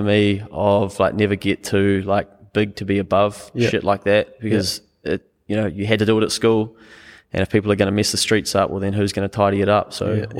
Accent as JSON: {"language": "English", "town": "Harwood", "country": "New Zealand", "lives_now": "Auckland, New Zealand", "said": "because I come from Harwood to Auckland. I used to go home at lunch, take me 3 minutes."}